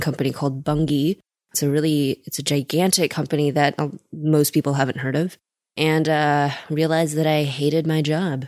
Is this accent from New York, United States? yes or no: no; Seattle, Washington, United States; also born or lived in China; I was born in China, moved here when I was three, grew up in Seattle